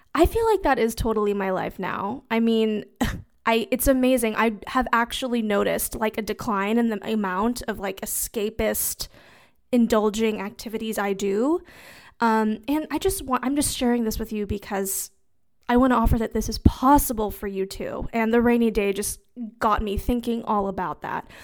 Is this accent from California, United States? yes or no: yes; Southern California, United States; moved away as an adult; now in Austin, United States; I grew up in Southern California